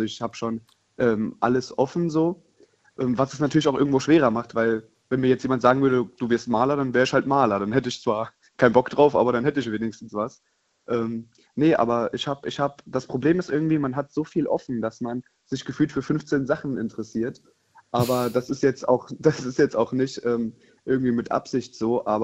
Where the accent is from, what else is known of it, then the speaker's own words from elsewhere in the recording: Rhineland-Palatinate, Germany; ich komme aus der Nähe von Koblenz.